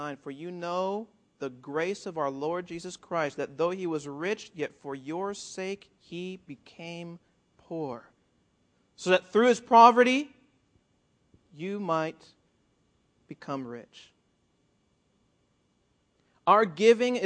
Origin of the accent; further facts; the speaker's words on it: South Florida, United States; also born or lived in Puerto Rico; now in California, United States; I grew up in South Florida, and I lived for a year in Puerto Rico